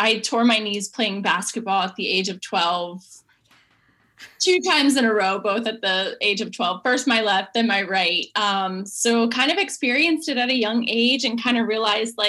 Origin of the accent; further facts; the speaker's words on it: North Carolina, United States; moved away as an adult; now in Stuart, United States; I grew up in North Carolina